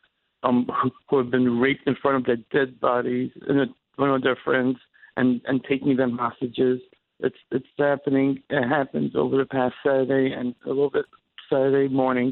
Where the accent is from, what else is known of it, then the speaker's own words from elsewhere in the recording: New York, United States; moved away; being a New Yorker